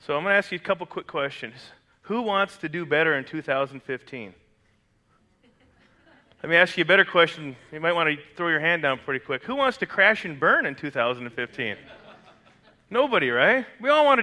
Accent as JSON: {"language": "English", "country": "Canada", "tie": "born or raised there", "moved": "yes", "said": "I grew up in Canada, which is a Commonwealth country"}